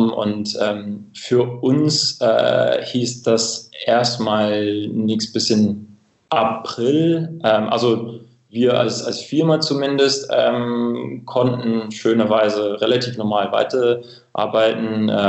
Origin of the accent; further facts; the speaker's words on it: Cambridge, East of England, United Kingdom; German is a second language; moved away; Ähm, ich komme ursprünglich aus, äh, aus England, aus einer kleinen Stadt nördlich von London, Cambridge.